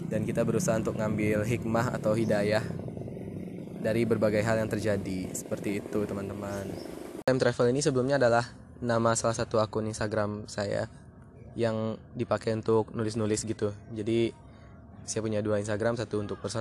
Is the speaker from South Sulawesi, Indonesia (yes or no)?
no; Lubuk Basung, West Sumatra, Indonesia; also born or lived in Padang Panjang; Jadi saya lahir di daerah di Sumatera Barat yang namanya daerah Lubuk Basung di Kabupaten Agam. Jadi dari kecil sampai SMP di Lubuk Basung